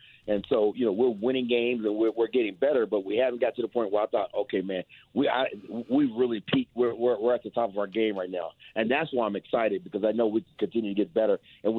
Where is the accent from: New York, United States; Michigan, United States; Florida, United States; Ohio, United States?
Ohio, United States; I'm from Ohio, so I know trying to win in Cincinnati